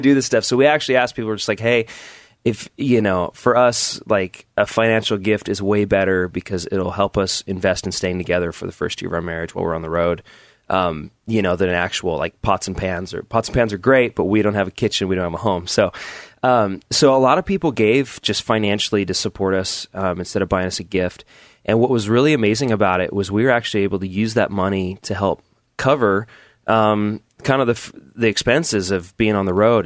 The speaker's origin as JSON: {"language": "English", "region": "Southern Oregon", "country": "United States", "tie": "born or raised there", "said": "grew up in Oregon"}